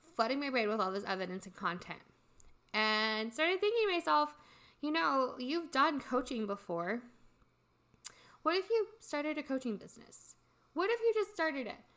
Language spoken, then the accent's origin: English; Midwest, United States; I was born and raised in the Midwest in a really small town